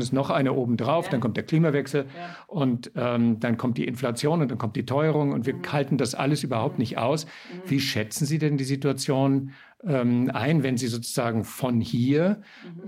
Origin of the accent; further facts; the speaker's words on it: Austria; bei uns in Österreich